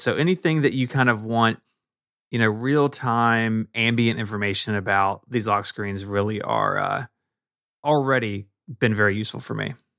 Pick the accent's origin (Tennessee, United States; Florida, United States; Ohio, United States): Tennessee, United States; Memphis; my hometown, Memphis, Tennessee